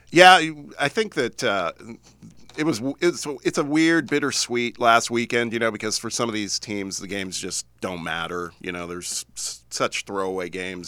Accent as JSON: {"language": "English", "town": "Indianapolis", "region": "Indiana", "country": "United States", "tie": "born or raised there", "also_born_or_lived": "Los Angeles", "moved": "as an adult", "said": "moved back to my hometown of Indianapolis"}